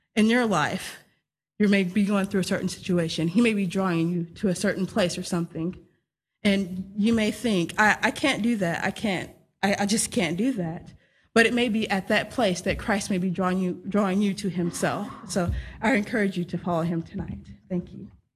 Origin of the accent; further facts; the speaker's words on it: Texas, United States; moved away; I'm from Texas, uh, born and raised there in the United States